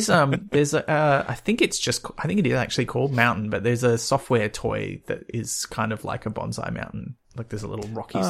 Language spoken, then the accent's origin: English; Byron Bay, New South Wales, Australia; I grew up near Byron Bay, you folks. You can have it. I've had enough of it for a lifetime.